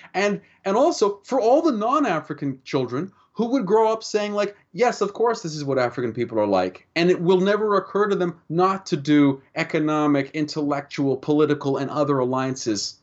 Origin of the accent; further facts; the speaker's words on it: Canada; speaking as a Canadian